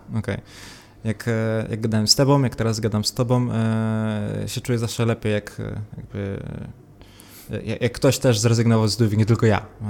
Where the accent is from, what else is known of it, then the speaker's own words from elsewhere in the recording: Szczecinek, West Pomeranian Voivodeship, Poland; Ja, ja ze Szczecinka jestem